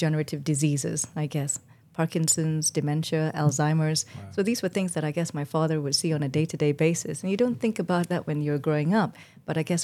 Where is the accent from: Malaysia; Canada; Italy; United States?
Malaysia; moved away as an adult; now in United Kingdom; I was born in Malaysia and to a family of doctors and nurses